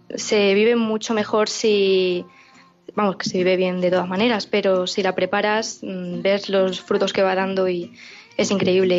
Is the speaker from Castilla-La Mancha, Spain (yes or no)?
yes; Talavera de la Reina, Castilla-La Mancha, Spain; tengo 21 años, soy de Talavera de la Reina y estudio Derecho en Toledo